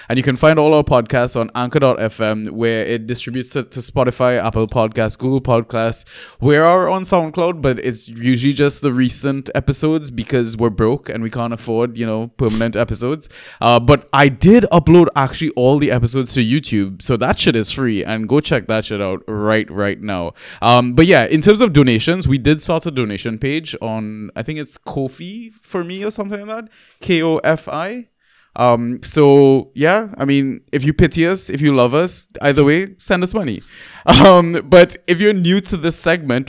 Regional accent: Trinidad & Tobago; also born or lived in Leeds, United Kingdom; now in London, United Kingdom; I'm from Trinidad myself

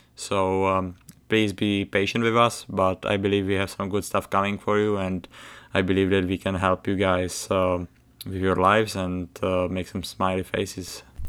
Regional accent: Czechia; accent: thick accent; English is a second language; moved away as an adult; also born or lived in United States; I, uh, grew up, uh, in the Czech Republic, playing hockey since I was, uh, four years old

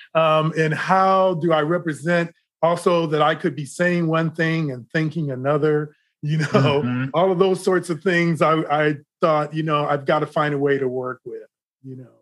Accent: Decatur, Illinois, United States; moved away; also born or lived in Los Angeles; I grew up in Decatur, Illinois.

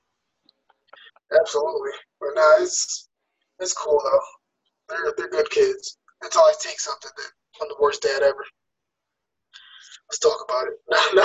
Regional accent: New York City, New York, United States; also born or lived in Queens; I rap Queens hard, but, you know, I was born in Brooklyn

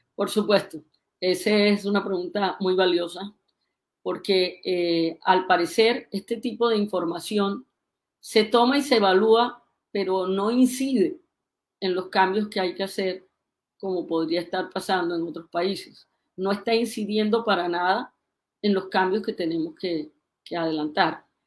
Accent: Colombia; ¿Cómo somos los colombianos?

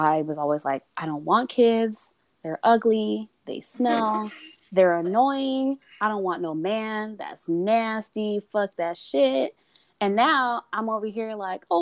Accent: San Jose, California, United States; moved away as an adult; now in Southern California, United States; I was born and raised in San Jose, California

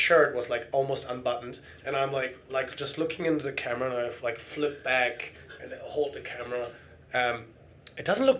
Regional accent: Hamburg, Germany; moved away as an adult; also born or lived in Shanghai, China; now in Sydney, Australia; it's a normal high school in Germany, in Hamburg, my hometown.

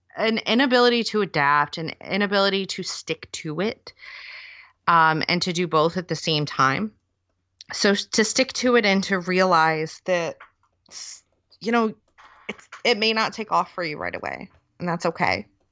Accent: near Detroit, Michigan, United States; moved away as an adult; now in United Kingdom; I grew up near Detroit

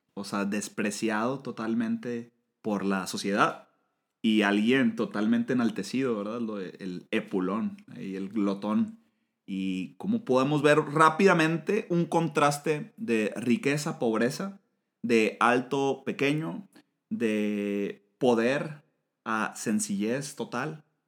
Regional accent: Monterrey, Nuevo León, Mexico; a los de Monterrey nos dicen regios, los regiomontanos

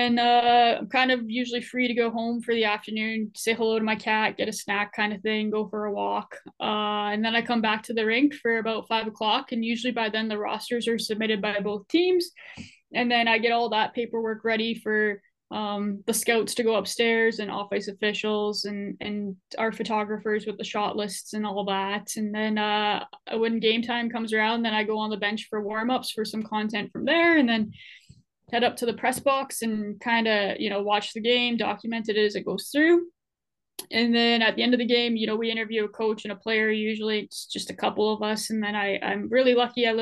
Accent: Edmonton, Alberta, Canada; now in Kelowna, Canada; I grew up in Edmonton

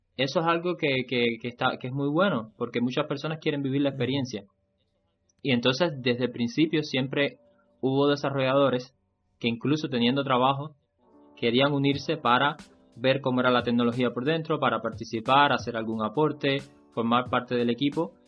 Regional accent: Cuba; mi país, en Cuba

